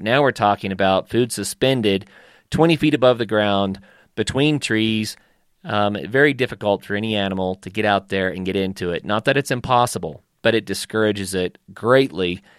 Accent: northeastern Oklahoma, United States; every hour that I could in the woods growing up in Oklahoma

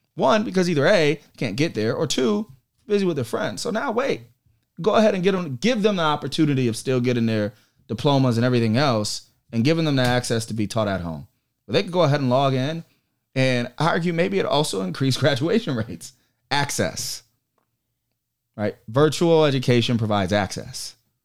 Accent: Rochester, New York, United States; also born or lived in Buffalo / Niagara Falls / Syracuse; I was born in Buffalo and then put in a system at one and bounced around through upstate, all upstate, Niagara Falls, Syracuse, you name it. And then, you know, got to Rochester at about the age of 9.

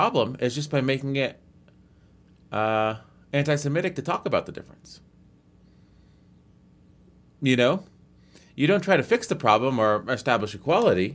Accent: United States; I am an American.

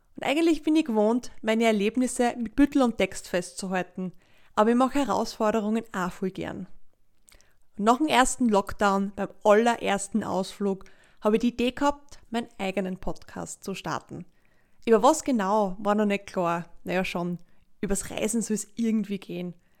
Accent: Leoben, Styria, Austria; also born or lived in Kapfenberg; Ich bin dort in Leoben, in der zweitgrößten Stadt also aufgewachsen und zur Schule gegangen.

